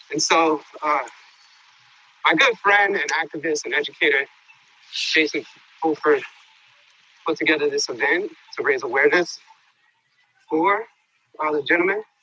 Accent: New York City, New York, United States; I actually grew up on 37th Street. Oh, did you? Manhattan.

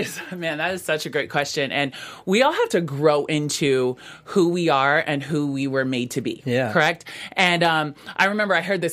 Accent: Pacific Northwest, United States; also born or lived in West Coast; I grew up on the West Coast, primarily in the Pacific Northwest, and there wasn't a lot of people there that looked like me.

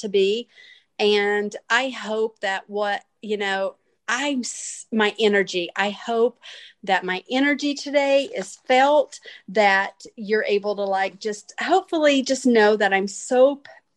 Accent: Hickory, North Carolina, United States; I'm from Hickory, North Carolina.

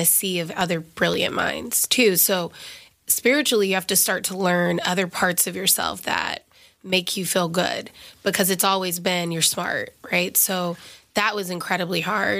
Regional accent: Alabama, United States; moved away as an adult; now in New York City, United States; I'm an Alabama girl, so I'm from the South

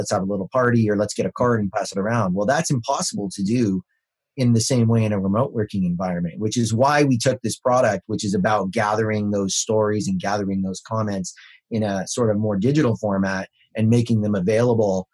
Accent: Canada; I'm Canadian

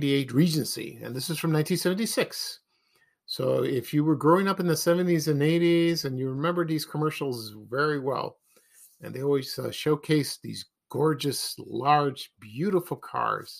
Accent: Ashburn, United States; when I grew up in Ashburn

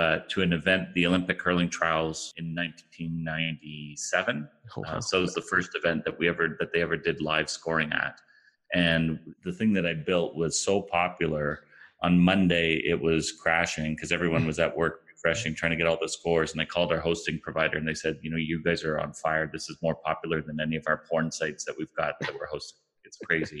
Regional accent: Ottawa, Ontario, Canada; also born or lived in Toronto area; I'm originally from Ottawa, Canada, which is home of Shopify. I went to school here, went to high school here

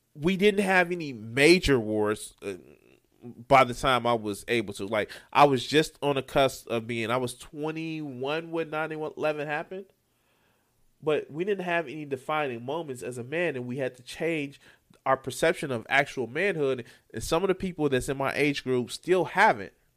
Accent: Chicago, Illinois, United States

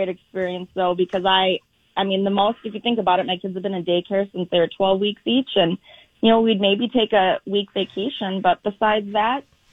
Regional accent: St. Paul, Minnesota, United States; now in Blaine, United States; I grew up in St. Paul, but I live in Blaine now.

